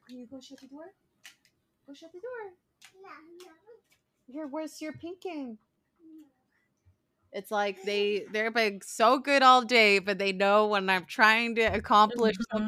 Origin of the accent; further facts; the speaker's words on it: Arizona, United States; now in Florida, United States; we grew up in Arizona